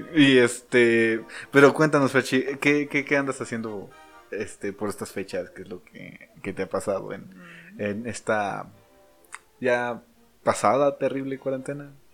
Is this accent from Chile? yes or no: no; Mexico; nosotros como mexicanos